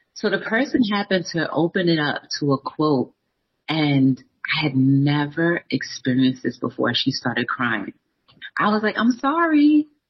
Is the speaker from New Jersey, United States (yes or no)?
yes; New Jersey, United States; I'm from New Jersey